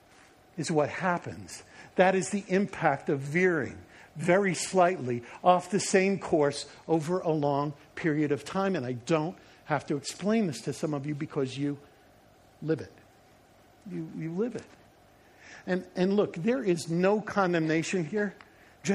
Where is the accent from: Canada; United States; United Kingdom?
United States; Long Island, New York; I grew up in the Northeast. I was living on Long Island, not the nice parts that they show in like TV.